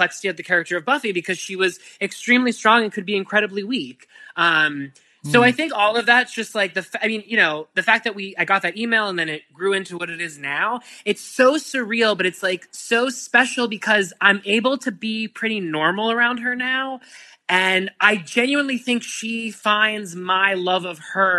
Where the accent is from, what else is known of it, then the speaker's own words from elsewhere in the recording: Pittsburgh, Pennsylvania, United States; moved away; I'm from Pittsburgh